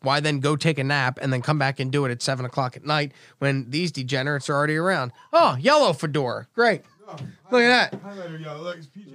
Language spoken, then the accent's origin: English; Brigantine, New Jersey, United States; now in Cape Coral, United States; I grew up in Brigantine, New Jersey